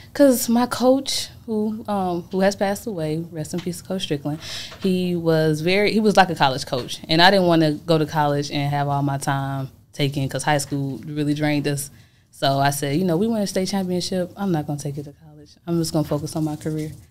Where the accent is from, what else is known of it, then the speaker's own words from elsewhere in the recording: Atlanta, Georgia, United States; also born or lived in Chicago, Illinois; I'm from Chicago, Illinois. I was born, but I was raised in Atlanta, Georgia